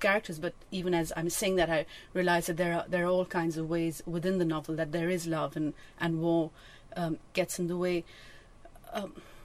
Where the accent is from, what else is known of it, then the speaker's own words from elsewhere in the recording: Pakistan; when I was growing up in Pakistan